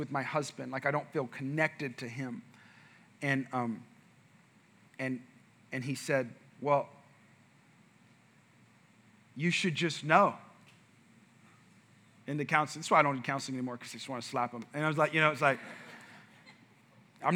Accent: New Mexico, United States; I grew up in New Mexico

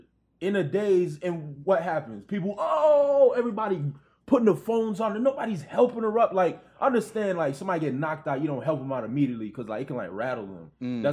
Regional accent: Brooklyn, New York, United States; I'm from Brooklyn, don't forget that.

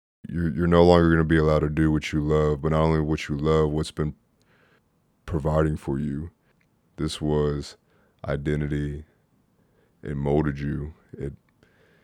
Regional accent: Mesquite, Texas, United States; I grew up in Mesquite, Texas, and I started playing when I was 6 years old

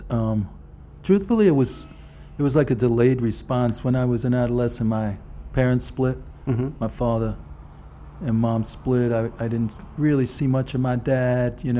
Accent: New York City, New York, United States; born or raised there

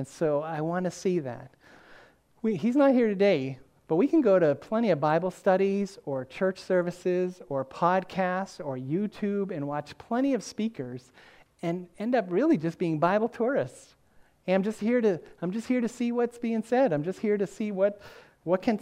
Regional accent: the North, United States; moved away; also born or lived in the South; growing up in the North, where everybody had a basement

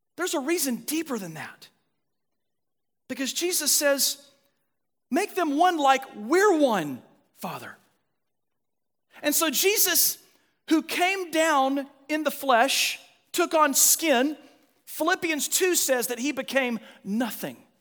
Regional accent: United States; As American Christians

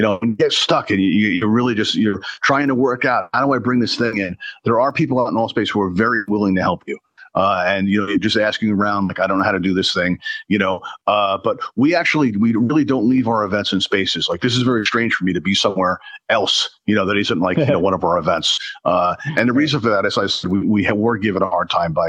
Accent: New York City, New York, United States; now in Pennsylvania, United States; I grew up in Brooklyn, New York, but I now live in Pennsylvania.

